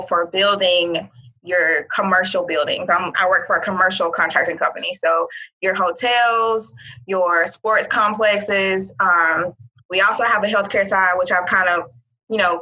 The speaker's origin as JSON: {"language": "English", "town": "Mobile", "region": "Alabama", "country": "United States", "also_born_or_lived": "Auburn, Alabama / Birmingham, Alabama", "moved": "as an adult", "lives_now": "Alamogordo, United States", "said": "I'm originally from Mobile, Alabama"}